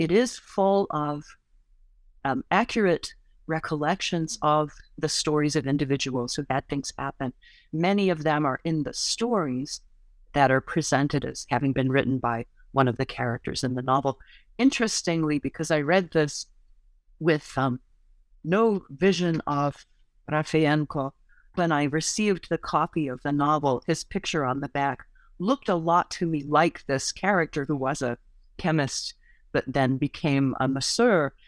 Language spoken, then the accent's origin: English; United States; as an American